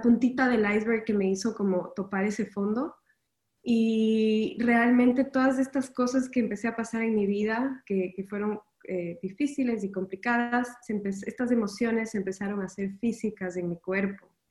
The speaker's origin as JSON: {"language": "Spanish", "country": "Ecuador", "moved": "as an adult", "lives_now": "Miami, United States", "said": "me mudé de, Ecuador, yo soy ecuatoriana y me mudé a, Miami"}